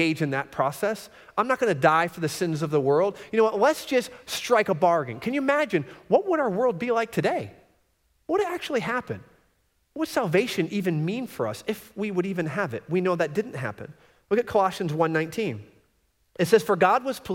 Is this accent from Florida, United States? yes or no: yes; Florida, United States; I grew up in Florida, and we used to travel to Michigan because we had a lot of family in Michigan